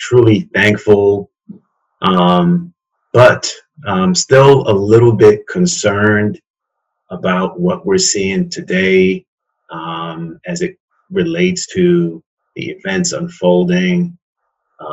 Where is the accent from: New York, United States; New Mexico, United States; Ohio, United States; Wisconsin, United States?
New York, United States; New York City; moved away as an adult; also born or lived in Petersburg, Virginia; now in Baltimore, United States; born and raised in Queens, and when I turned 18, actually when I was 17, I turned 18 when I moved away